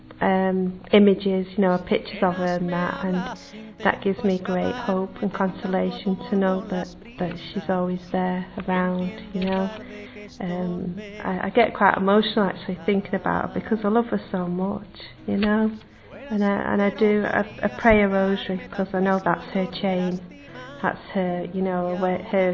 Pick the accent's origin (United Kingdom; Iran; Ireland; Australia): United Kingdom; Manchester, North West England; I'm from Manchester in England